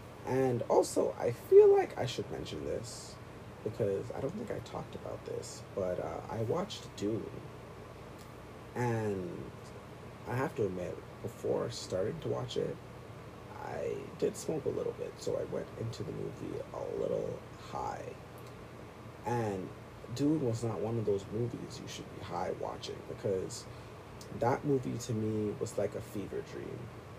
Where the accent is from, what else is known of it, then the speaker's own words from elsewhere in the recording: Toronto, Ontario, Canada; I'm from Canada or Toronto, and people were saying … is better than …